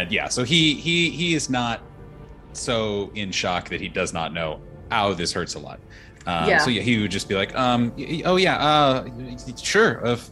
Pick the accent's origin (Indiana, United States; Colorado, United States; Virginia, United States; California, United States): Indiana, United States; But you know, I'm from nearby. I'm from Indiana, originally, but moved here.